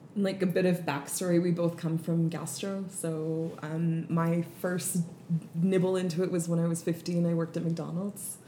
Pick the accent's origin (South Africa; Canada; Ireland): Canada; moved away as an adult; also born or lived in Vancouver, Canada / Germany / United Kingdom; now in Switzerland; I am a Canadian citizen. I've been living in Europe for the past almost 15 years.